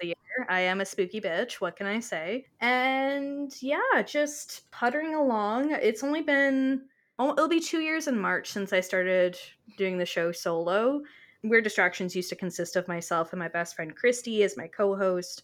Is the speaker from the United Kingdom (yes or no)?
no; Canada; I am her Canadian counterpart